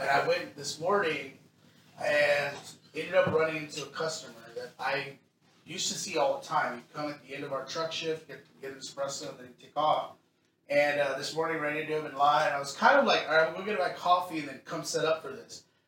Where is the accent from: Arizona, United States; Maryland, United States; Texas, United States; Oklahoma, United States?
Texas, United States; now in Seattle, United States; I'm from Texas